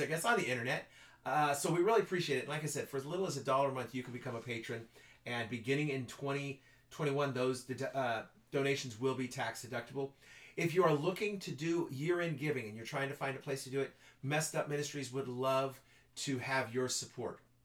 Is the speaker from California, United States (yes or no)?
yes; Ridgecrest, California, United States; lived in Ridgecrest most of my life